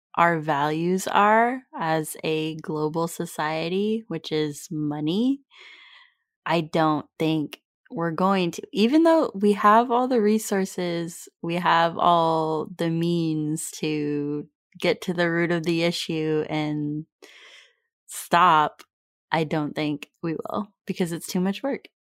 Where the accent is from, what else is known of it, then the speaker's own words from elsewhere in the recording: California, United States; we grew up in California in the United States